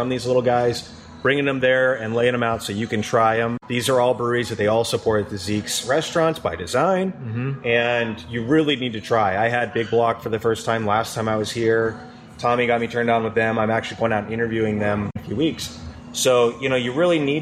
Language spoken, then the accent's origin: English; Spokane, Washington, United States; I grew up in Spokane